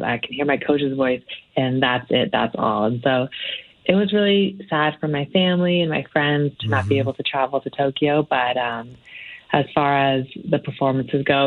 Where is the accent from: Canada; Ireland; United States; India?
Canada; to be a young woman growing up in Canada